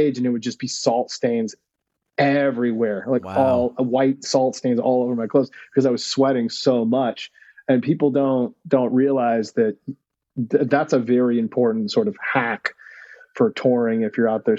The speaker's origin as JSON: {"language": "English", "country": "United States", "said": "as an American"}